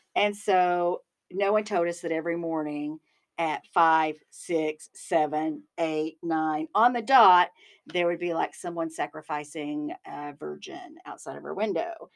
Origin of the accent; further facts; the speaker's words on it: Arkansas, United States; I'm from Arkansas